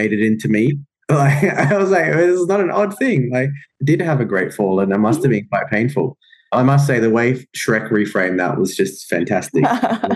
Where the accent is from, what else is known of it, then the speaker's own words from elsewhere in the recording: Darwin, Northern Territory, Australia; moved away as an adult; also born or lived in India; now in Sydney, Australia; I grew up in Darwin, actually, of all places